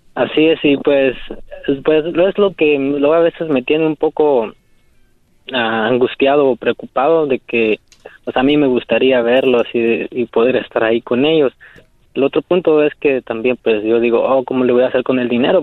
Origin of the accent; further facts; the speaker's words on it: Querétaro, Mexico; now in San Francisco, United States; yo soy de, de México, del estado de Querétaro